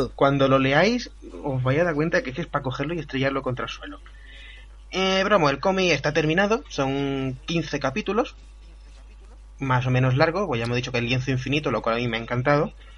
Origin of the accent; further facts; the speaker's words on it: Andalusia, Spain; como andaluz que soy